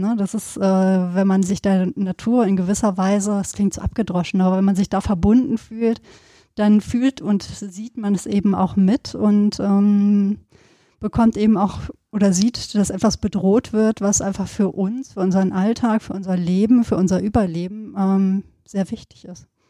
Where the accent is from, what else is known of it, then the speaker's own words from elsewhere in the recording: Sauerland, North Rhine-Westphalia, Germany; wir kommen ja auch beide aus Gegenden, du aus dem äh, Bergischen, ich aus dem Sauerland, wo es immer viel geregnet hat